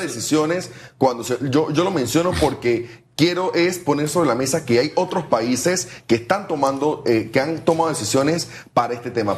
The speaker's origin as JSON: {"language": "Spanish", "country": "Panama", "said": "somos los panameños del avión"}